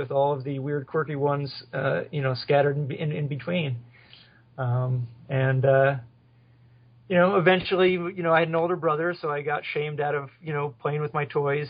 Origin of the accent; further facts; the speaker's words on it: West Milford, New Jersey, United States; now in Phoenix, United States; I grew up in West Milford, New Jersey